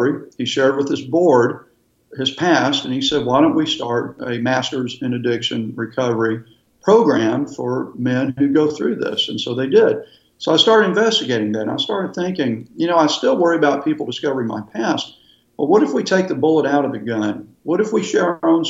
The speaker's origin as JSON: {"language": "English", "region": "Texas", "country": "United States", "moved": "as an adult", "lives_now": "Florida, United States", "said": "We're from Texas and we still love Texas"}